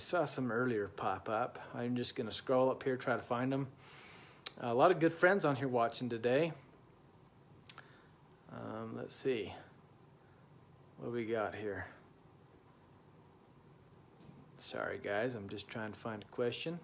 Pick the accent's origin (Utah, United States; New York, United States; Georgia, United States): Utah, United States; I'm from Utah.